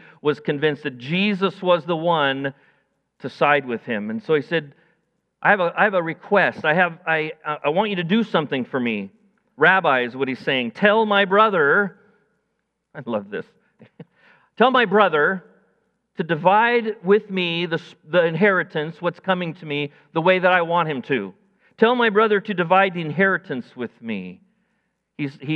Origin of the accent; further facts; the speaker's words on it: United States; I'm an American. I live in the land of the free and of the brave